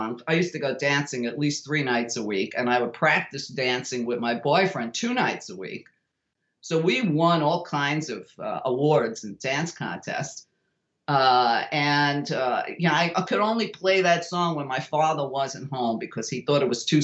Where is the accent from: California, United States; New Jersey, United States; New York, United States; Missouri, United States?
New York, United States; I was very fortunate growing up in New York